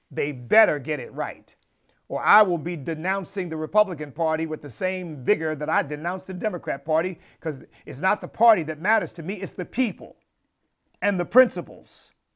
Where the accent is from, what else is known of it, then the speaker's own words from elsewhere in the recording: United States; as an American